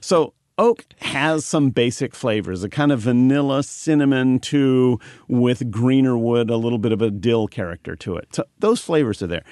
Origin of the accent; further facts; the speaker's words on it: Marysville, California, United States; I was born in Marysville